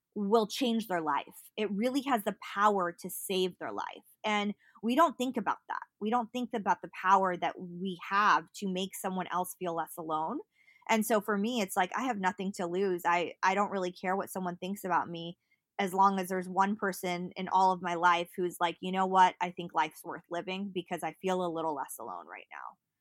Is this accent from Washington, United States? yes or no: no; Berkeley, California, United States; I grew up in Berkeley